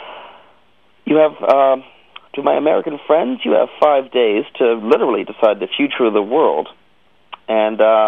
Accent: Canada; As a Canadian

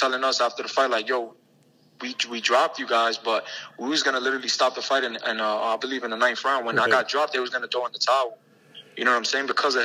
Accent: New York City, New York, United States; my hometown at the Garden.

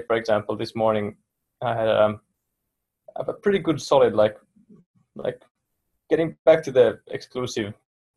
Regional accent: Finland; first language Finnish; English is a second language; I could teach in Finnish very easily, it's my native language.

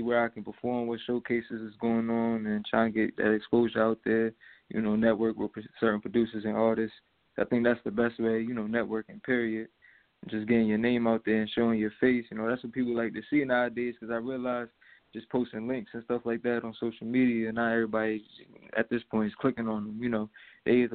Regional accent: New York, United States; now in Delaware, United States; I'm from New York, but, I mean, being from Delaware

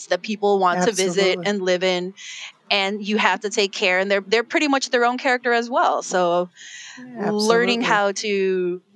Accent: Chicago, Illinois, United States; I was born and raised in Chicago.

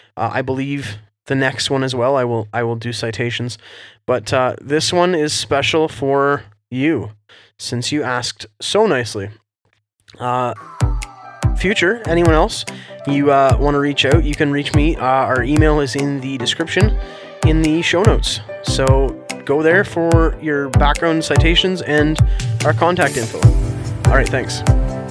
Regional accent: Canada

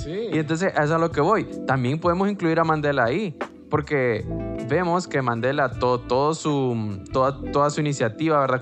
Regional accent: Honduras; nosotros aquí en Honduras

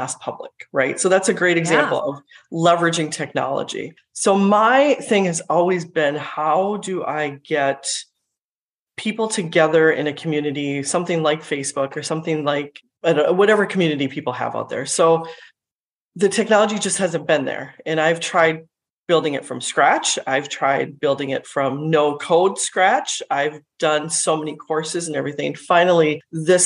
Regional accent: Minnesota, United States; also born or lived in India; I was born in India, but grew up in Minnesota itself

